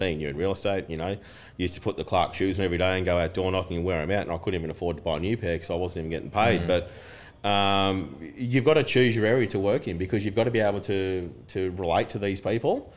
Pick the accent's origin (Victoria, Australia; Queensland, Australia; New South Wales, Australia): Queensland, Australia; Broadbeach Waters; I grew up in Broadbeach Waters, that's all I know. I went to the local school there